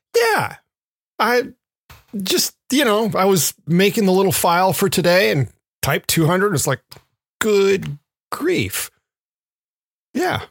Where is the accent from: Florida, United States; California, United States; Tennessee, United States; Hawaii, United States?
Tennessee, United States; Memphis; moved away; I grew up in Memphis